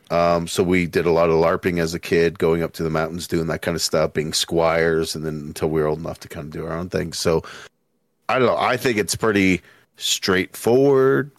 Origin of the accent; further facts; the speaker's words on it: Littleton, Colorado, United States; also born or lived in Denver, Colorado; I was born in Denver, Colorado, raised in, uh, Littleton, Colorado